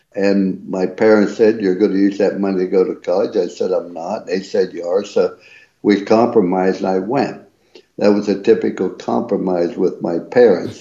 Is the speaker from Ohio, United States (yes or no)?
yes; East Liverpool, Ohio, United States; I was raised in East Liverpool, Ohio.